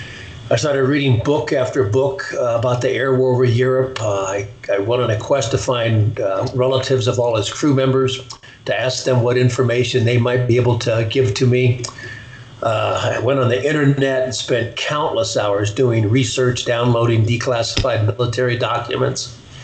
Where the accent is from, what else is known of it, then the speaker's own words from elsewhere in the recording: Pasadena, California, United States; also born or lived in Seal Beach, California; I was born in Pasadena, California, raised there in Southern California